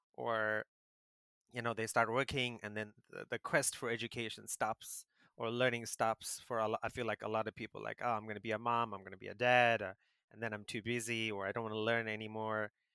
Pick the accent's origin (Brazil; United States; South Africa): South Africa; moved away as an adult; now in Taiwan; I grew up in South Africa